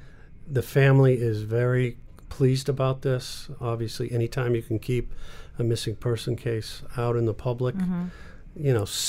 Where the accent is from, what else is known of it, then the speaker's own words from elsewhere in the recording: Cape Cod, Massachusetts, United States; I'm from Cape Cod.